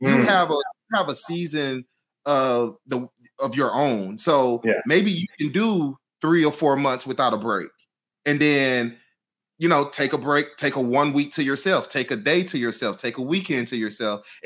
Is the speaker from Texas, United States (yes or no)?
yes; Houston, Texas, United States; I'm from Houston. So all my family is in Houston